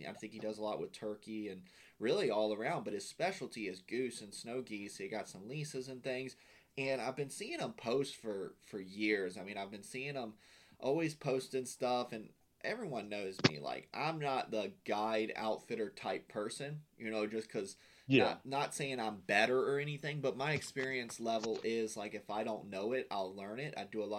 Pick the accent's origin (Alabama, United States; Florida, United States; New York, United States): Florida, United States; And I'm me being from Florida